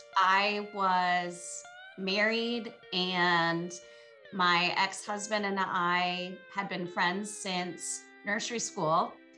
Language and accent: English; San Francisco Bay Area, California, United States; now in Montana, United States; I'm from the San Francisco Bay Area. I live in Montana now